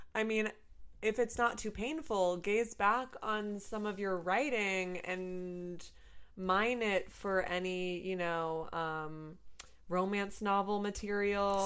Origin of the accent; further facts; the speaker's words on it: Rutland, Vermont, United States; moved away; I don't live in Vermont, but I'm from Vermont. Mm-hmm specifically Rutland, Vermont